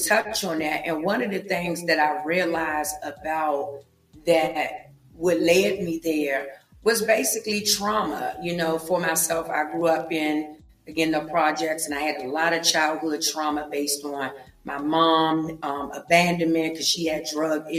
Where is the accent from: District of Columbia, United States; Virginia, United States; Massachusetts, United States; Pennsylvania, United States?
District of Columbia, United States; Washington; I am from Washington, D.C., born and raised, grew up in the projects of Southeast D.C.